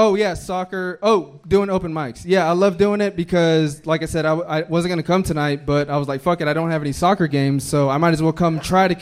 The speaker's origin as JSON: {"language": "English", "country": "Mexico", "tie": "born or raised there", "moved": "yes", "lives_now": "Texas, United States", "said": "I have a Texas tattoo even though I was born in Mexico."}